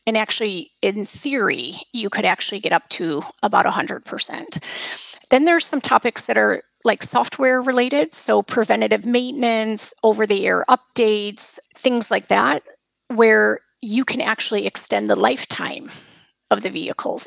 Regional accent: United States; moved away; I come from the United States

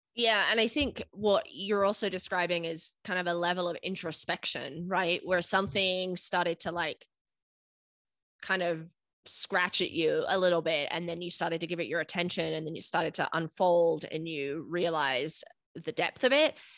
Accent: United Kingdom; moved away as an adult; now in United States; growing up in the United mm. Kingdom

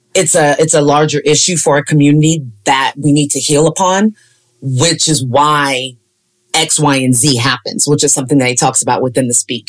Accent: Sacramento, California, United States; I'm from Sacramento.

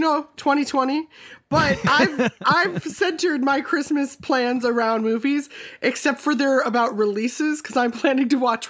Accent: Minnesota, United States; now in California, United States; I'm from Minnesota originally

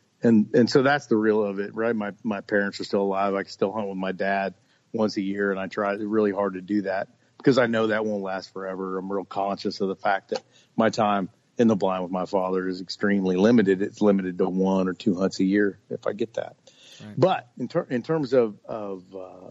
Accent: Fort Riley, Kansas, United States; I was born on Fort Riley, which is not very far from where you are right now

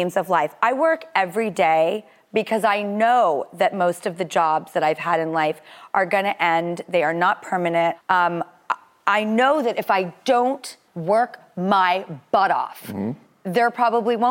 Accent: California, United States; I'm from California. I don't know if you could tell by my accent

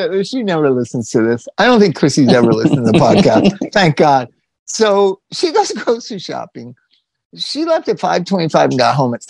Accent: Palm Desert, California, United States; also born or lived in Indian Wells, California; I grew up in Palm Desert

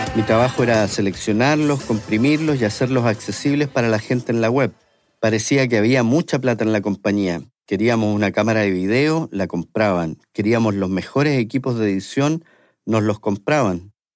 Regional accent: Santiago, Santiago Metropolitan Region, Chile; moved away as an adult; now in San Francisco, United States; siendo chileno

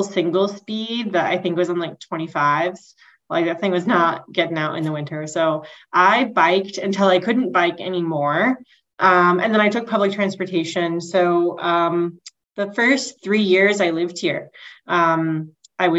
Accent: near Dallas, Texas, United States; moved away as an adult; also born or lived in Portland, Oregon; now in Twin Cities, United States; I grew up in Texas. I grew up in what was a very small town and is now part of the urban sprawl of Dallas

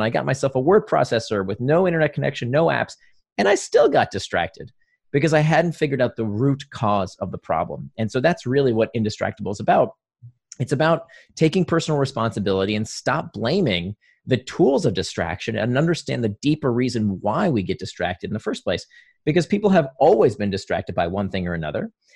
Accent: Orlando, Florida, United States; also born or lived in Israel; I grew up in Or, near Orlando, a suburb of Orlando.

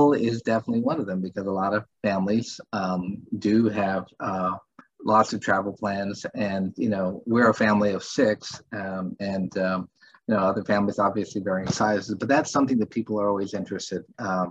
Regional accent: San Antonio, Texas, United States; moved away as an adult; also born or lived in Philadelphia / New York; I'm originally from San Antonio

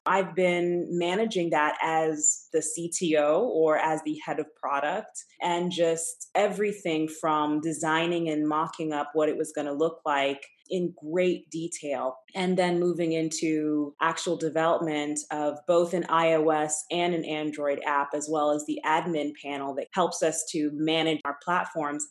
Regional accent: Atlanta, Georgia, United States; moved away as an adult; also born or lived in Tulsa, Oklahoma; now in New York City, United States; I grew up in Atlanta, grew up in a Nigerian household

